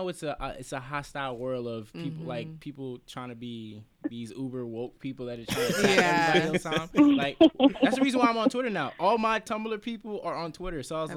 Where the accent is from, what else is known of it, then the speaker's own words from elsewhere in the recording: New York City, New York, United States; also born or lived in Queens, New York; I was born in Queens, but I moved to BK when I was like 5. So I moved, like, I lived most of my life in Brooklyn.